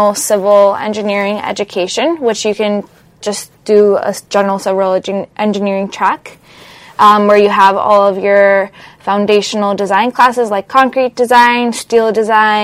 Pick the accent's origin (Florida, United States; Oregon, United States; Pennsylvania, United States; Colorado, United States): Florida, United States; Miami; moved away as an adult; also born or lived in Colombia; now in Los Angeles, United States; I'm originally from Colombia, but I grew up in Miami, Florida